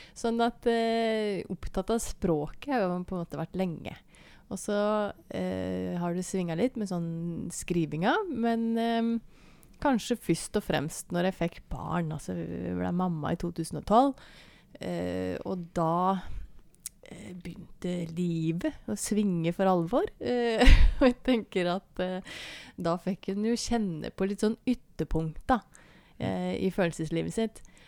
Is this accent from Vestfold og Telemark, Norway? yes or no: yes; Bø, Vestfold og Telemark, Norway; moved away as an adult; now in Seljord, Norway; jeg er jo eh, børing, da, egentlig. Det hører en sikkert på dialekta òg.